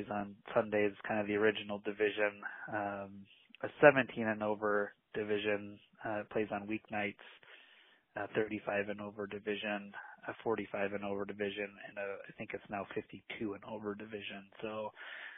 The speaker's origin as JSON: {"language": "English", "town": "Griffith", "region": "Indiana", "country": "United States", "tie": "born or raised there", "moved": "yes", "lives_now": "Madison, United States", "said": "I grew up in Griffith, Indiana, which is very Northwest Indiana, basically a suburb of Chicago."}